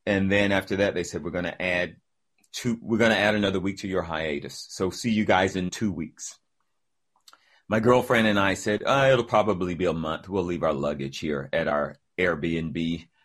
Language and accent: English; the South, United States; I'm from the South, like, really from the South